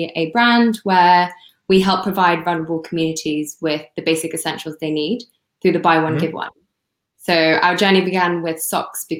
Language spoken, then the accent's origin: English; Hong Kong; I'm from Hong Kong